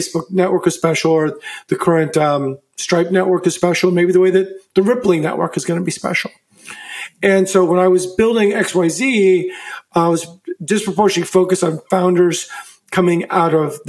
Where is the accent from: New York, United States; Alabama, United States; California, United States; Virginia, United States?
Virginia, United States; also born or lived in San Francisco Bay Area; now in San Francisco, United States; I grew up in Virginia, come out of the Bay Area.